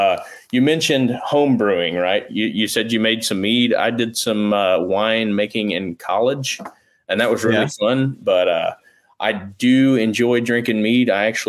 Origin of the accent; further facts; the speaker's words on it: Tennessee, United States; I'm from Tennessee.